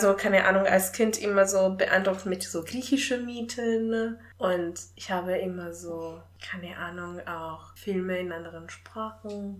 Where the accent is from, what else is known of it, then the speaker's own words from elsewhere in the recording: Italy; German is a second language; now in Germany; als Italienerin in Deutschland zu wohnen